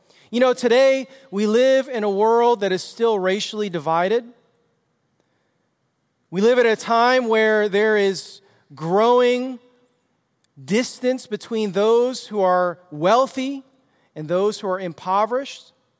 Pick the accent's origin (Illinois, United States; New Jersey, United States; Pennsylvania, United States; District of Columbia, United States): Illinois, United States; Chicago; I was like from Chicago. I grew up on the streets and was just roving around the streets, getting into trouble.